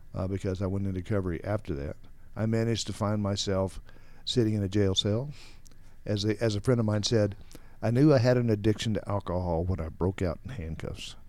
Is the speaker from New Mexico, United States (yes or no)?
yes; New Mexico, United States; also born or lived in Texas; I grew up in, uh, actually New Mexico, where we moved to from Texas.